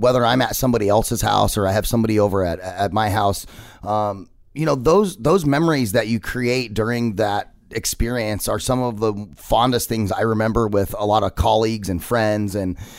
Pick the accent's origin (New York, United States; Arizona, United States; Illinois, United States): Arizona, United States; I'm a native of Arizona. I've been here my whole life.